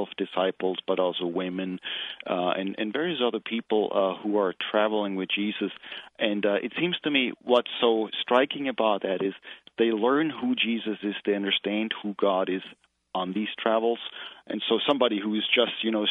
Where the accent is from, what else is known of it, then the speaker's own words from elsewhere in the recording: Germany; moved away as an adult; now in United States; I originally grew up in Germany, went to seminary there